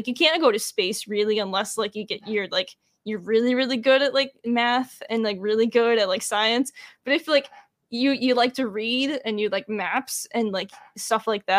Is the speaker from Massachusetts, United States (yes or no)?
no; Connecticut, United States; I grew up in Connecticut and my grandparents grew up in the New Haven area